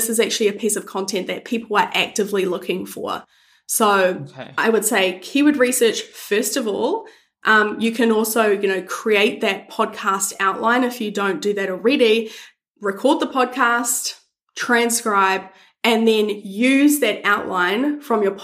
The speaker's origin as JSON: {"language": "English", "country": "New Zealand", "said": "I'm from New Zealand"}